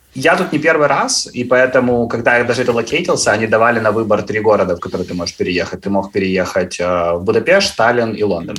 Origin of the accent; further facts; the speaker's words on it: Cherkasy, Cherkasy Oblast, Ukraine; moved away as an adult; now in London, United Kingdom; я сам из Черкас